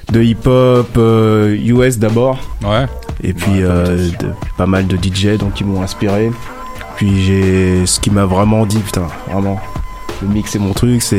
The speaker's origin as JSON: {"language": "French", "town": "Paris", "region": "Île-de-France", "country": "France", "tie": "born or raised there", "said": "Né à Paris, toujours vécu à Paris. Bon, toujours vécu à Paris non, parce que j'ai voyagé pas mal et tout, j'ai vécu dans d'autres pays."}